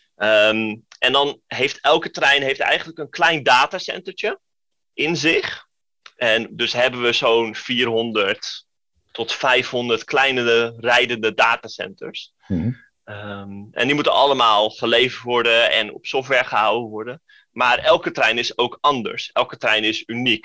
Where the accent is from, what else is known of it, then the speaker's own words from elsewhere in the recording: Den Helder, North Holland, Netherlands; ik kom uit Den Helder